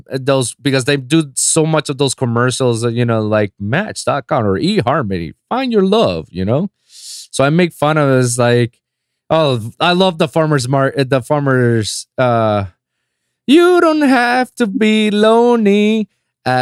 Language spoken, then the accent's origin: English; Puerto Rico; moved away as an adult; now in Miami, United States; before moving to Miami, living in my hometown in Puerto Rico, my last 4 years of college